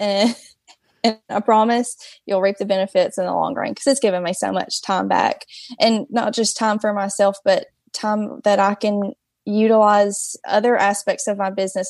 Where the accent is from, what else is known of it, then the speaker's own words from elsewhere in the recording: Hartselle, Alabama, United States; So I'm from Hartsel. It's a small town, um, in North Alabama